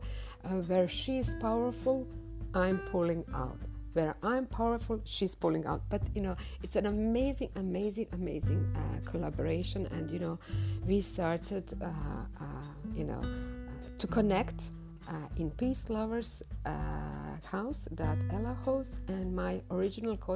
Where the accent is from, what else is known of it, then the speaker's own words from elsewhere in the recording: Croatia; I'm swimming from Croatia, Europe, the land in which Nikola Tesla was born